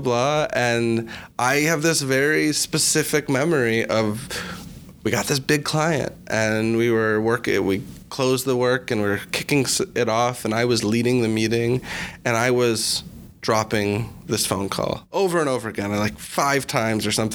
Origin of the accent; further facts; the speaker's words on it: Chicago, Illinois, United States; my background, I'm from Chicago